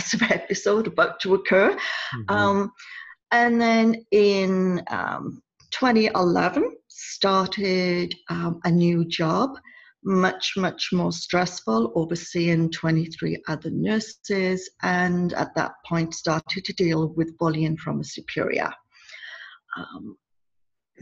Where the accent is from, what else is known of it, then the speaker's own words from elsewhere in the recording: United Kingdom; I'm a Brit